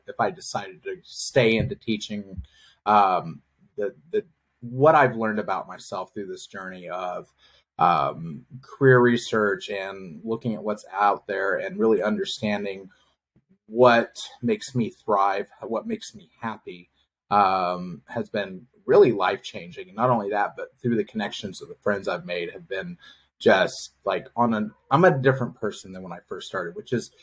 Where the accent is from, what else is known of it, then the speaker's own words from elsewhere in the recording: Oklahoma, United States; Growing up in Oklahoma, we have absolutely no hockey here